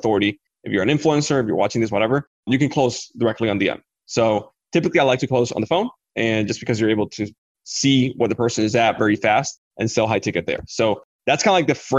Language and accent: English; Dominican Republic; I come from the Dominican Republic